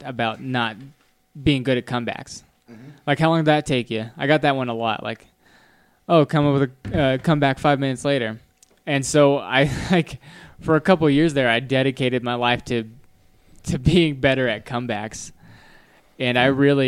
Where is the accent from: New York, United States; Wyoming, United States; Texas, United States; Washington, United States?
Wyoming, United States; I grew up in Wyoming, and that's how everybody is